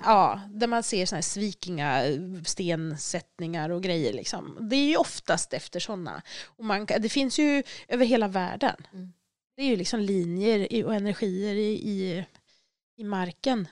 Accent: Dalarna County, Sweden; moved away; Jag kommer från Dalarna så jag har tagit med mig sten från mitt hem

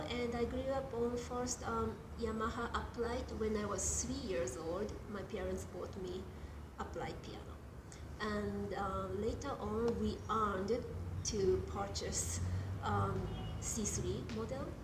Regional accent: Japan; moved away; the same model I grew up with in Japan.

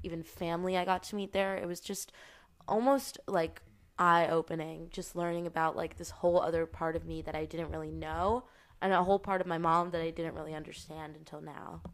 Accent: United States; I'm also, like, American

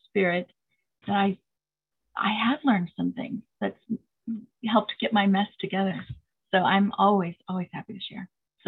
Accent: Preston, Idaho, United States; I grew up in Preston, Idaho

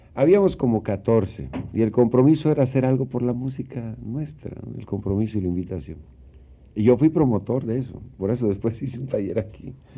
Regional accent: Yucatán, Mexico; moved away; also born or lived in Mexico City; Trece años viviendo aquí

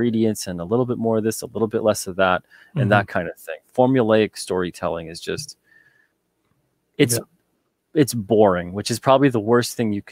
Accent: Long Island, New York, United States; I was born in Long Island

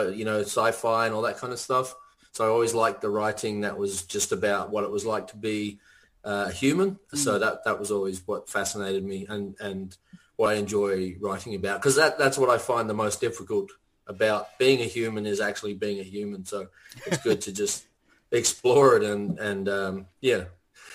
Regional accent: Ireland; I grew up in Ireland

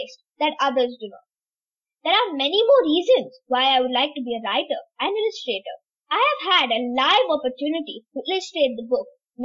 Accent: Tamil Nadu, India; now in Dubai, United Arab Emirates; I'm in UAE, Dubai right now, but I'm originally from India, Tamil Nadu

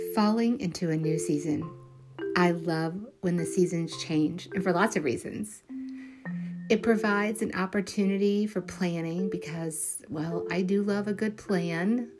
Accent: Kentucky, United States; moved away; I am from Kentucky

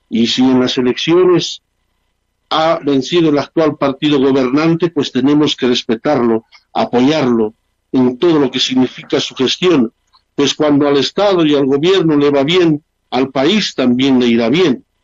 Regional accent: Bolivia; Somos bolivianos, hemos nacido en esta tierra y nuestro corazón palpita rojo, amarillo y verde y siempre será así hasta el último momento de nuestra vida.

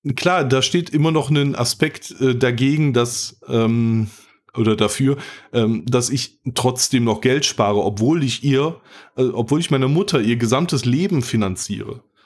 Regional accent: North Rhine-Westphalia, Germany; Ich bin ja aus NRW

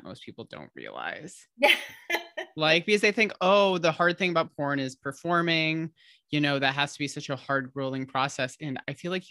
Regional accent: Michigan, United States; moved away; I'm originally from Michigan

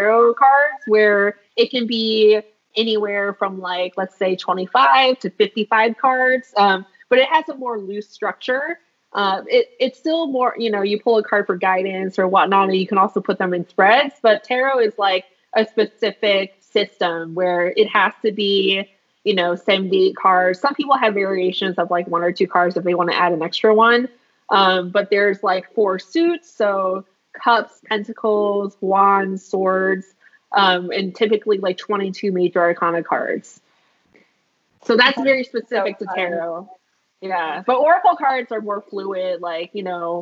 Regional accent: Philadelphia, Pennsylvania, United States; growing up in Philadelphia

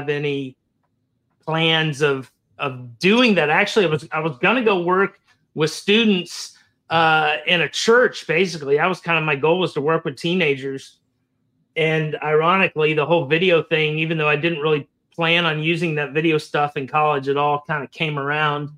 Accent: Florida, United States; I grew up in Florida. I was a native Floridian growing up

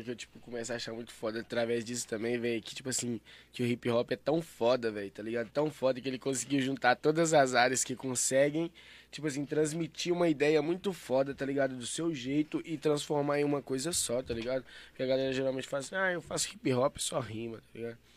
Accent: Santa Luzia, Minas Gerais, Brazil; Eu não sou de Belo Horizonte, tá ligado? Eu sou de Santa Luzia

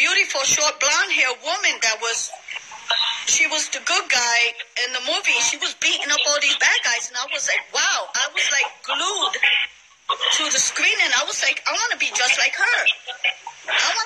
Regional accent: Paterson, New Jersey, United States; I'm originally from Paterson, New Jersey.

